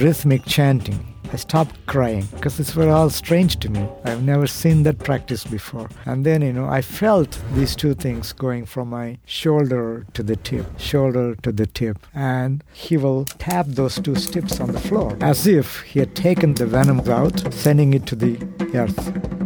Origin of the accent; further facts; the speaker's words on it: India; I was born in India in a small village called, abbreviated to Tinagar